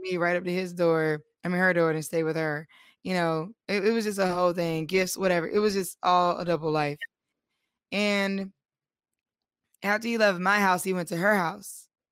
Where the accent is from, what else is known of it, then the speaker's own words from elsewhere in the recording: North Carolina, United States; we are all from North Carolina